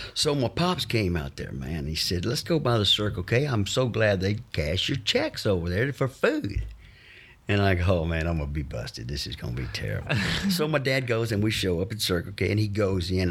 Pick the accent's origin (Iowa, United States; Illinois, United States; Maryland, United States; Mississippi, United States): Mississippi, United States; Fayette; moved away as an adult; also born or lived in Los Angeles; I was born and raised in Fayette, Mississippi, a little small town between, uh, Natchez and Vicksburg